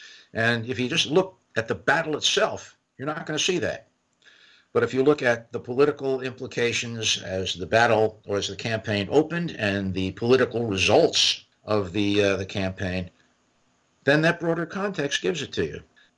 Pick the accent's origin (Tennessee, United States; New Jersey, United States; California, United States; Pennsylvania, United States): New Jersey, United States; Trenton; I grew up in Trenton. I grew up in New Jersey